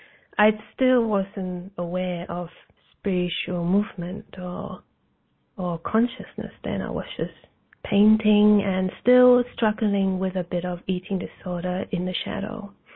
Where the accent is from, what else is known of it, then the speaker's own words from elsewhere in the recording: New Zealand; And I grew up in New Zealand. I actually traveled all over the place for 20 years due to my mother's career. And New Zealand was a blessing, actually.